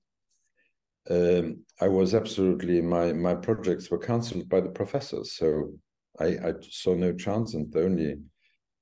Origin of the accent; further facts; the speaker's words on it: Luxembourg City, Luxembourg; I grew up in Luxembourg City, and my grandparents lived in Eschternach